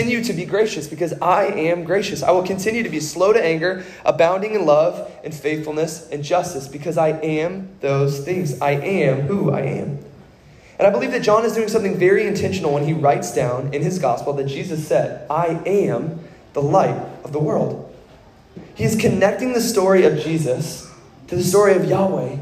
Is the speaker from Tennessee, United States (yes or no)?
no; Kentucky, United States; I grew up in Kentucky